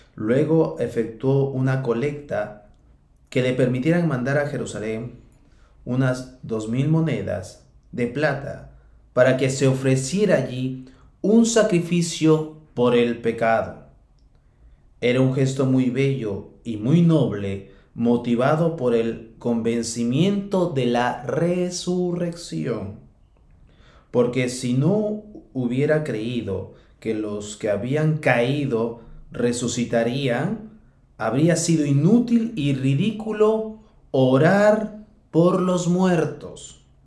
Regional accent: Peru; como se dice en mi país

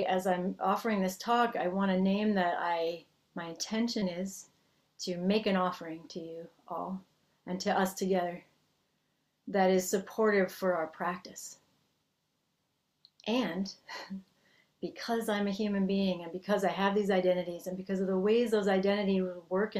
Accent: Massachusetts, United States; first language English; moved away as an adult; now in California, United States; I grew up in the Northeast of the United States in Massachusetts, and I have spent most of my adult life in California

